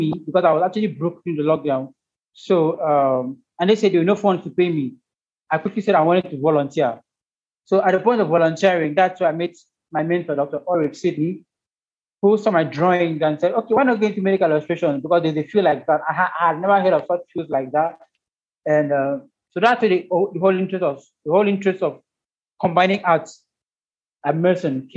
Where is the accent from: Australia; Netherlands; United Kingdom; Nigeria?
Nigeria; Ebonyi; I'm from Ebonyi State in Nigeria.